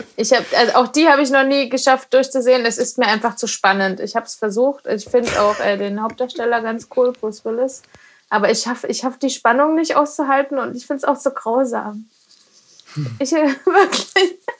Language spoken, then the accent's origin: German; Dresden, Saxony, Germany; also born or lived in Herrnhut; now in Reckenfeld, Germany; da komme ich ja her, ich bin ja in Dresden geboren